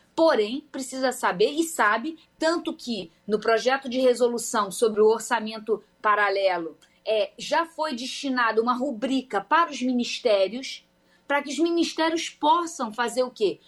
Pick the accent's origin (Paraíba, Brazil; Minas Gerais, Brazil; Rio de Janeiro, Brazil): Rio de Janeiro, Brazil; eu sou do Rio de Janeiro